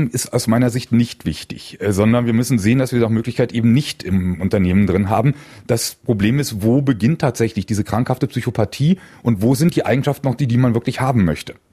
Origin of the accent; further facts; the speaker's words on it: Berlin, Germany; Ich bin gebürtiger Berliner, habe dort nach dem Abitur Wirtschaftsingenieurwesen an der TU studiert